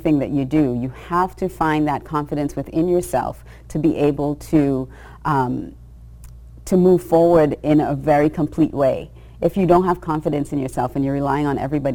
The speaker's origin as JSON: {"language": "English", "country": "Australia", "tie": "born or raised there", "said": "I grew up in Australia when I was surrounded by blonde, blue eyes, you know, fair skin"}